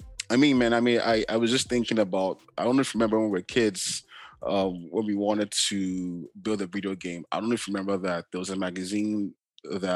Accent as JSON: {"language": "English", "region": "Lagos", "country": "Nigeria", "tie": "born or raised there", "moved": "yes", "lives_now": "Canada", "said": "growing up in Nigeria, in Lagos"}